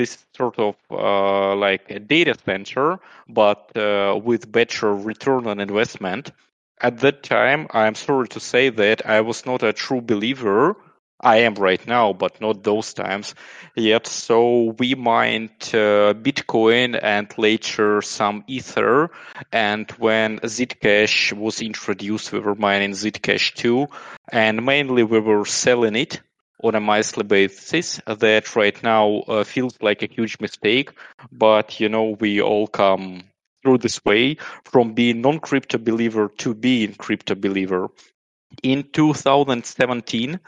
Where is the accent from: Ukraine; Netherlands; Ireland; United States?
Ukraine; Kyiv; also born or lived in United Kingdom / Austria; I was born and raised in Ukraine